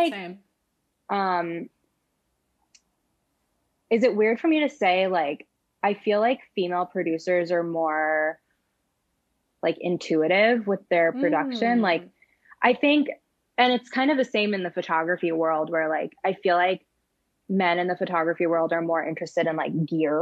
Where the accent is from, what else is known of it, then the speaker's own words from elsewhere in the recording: San Francisco, California, United States; moved away; also born or lived in New York; I'm originally from San Francisco